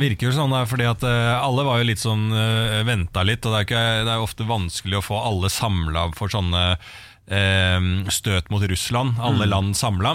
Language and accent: Norwegian; Bærums Verk, Akershus, Norway; på Bærums Verk, der jeg er fra